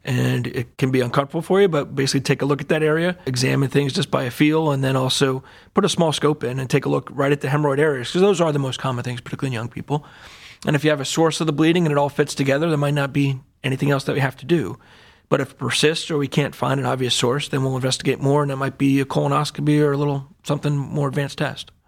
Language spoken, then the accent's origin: English; Allentown, Pennsylvania, United States; moved away as an adult; also born or lived in Durham, North Carolina; now in Cleveland, United States; I grew up in Allentown, Pennsylvania, a little bit outside of Philadelphia